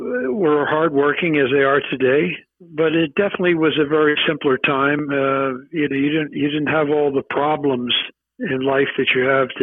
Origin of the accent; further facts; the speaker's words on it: Philadelphia, Pennsylvania, United States; moved away as an adult; also born or lived in Los Angeles / New York; I grew up in a nice section, the Mount Airy section of Philadelphia